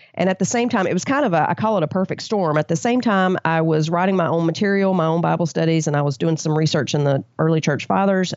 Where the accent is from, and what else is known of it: the South, United States